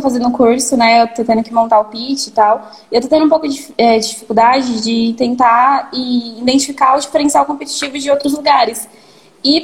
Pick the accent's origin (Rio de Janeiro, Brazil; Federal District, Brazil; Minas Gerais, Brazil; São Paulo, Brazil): São Paulo, Brazil; Sou de São Paulo, da Psirica da Paulo, Serra. Então? É mais pro interior